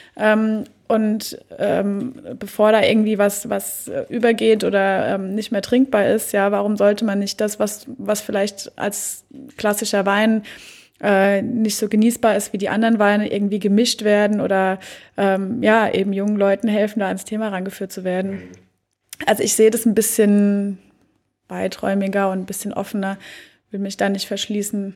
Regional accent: Oestrich-Winkel, Hesse, Germany; meine Heimatstadt Österreich-Winkel. Man sieht sogar, wo ich wohne oder mein mhm. Elternhaus.

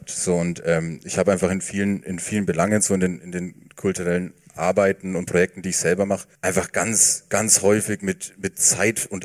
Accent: Bavaria, Germany; ich bin im Landkreis Fürth

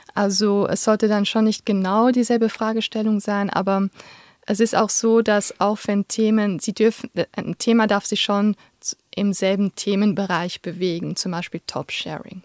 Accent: Luxembourg; moved away as an adult; also born or lived in Vienna, Austria; now in Switzerland; ich komme ursprünglich aus Luxemburg und habe in Wien Soziologie studiert und bin vor zwölf Jahren in die Schweiz gekommen

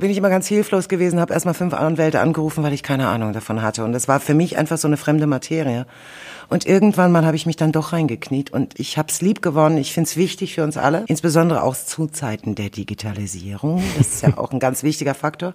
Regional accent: Germany; also born or lived in Soviet Union (born); ich kam mit fünf Jahren nach Deutschland

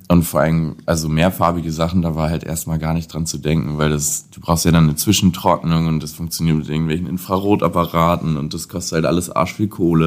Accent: Lüneburg, Lower Saxony, Germany; komme gebürtig aus Lüneburg, das ist 40 Kilometer ungefähr von Hamburg entfernt. Ähm, habe dort da meine Jugend und mein Aufwachsen verbracht

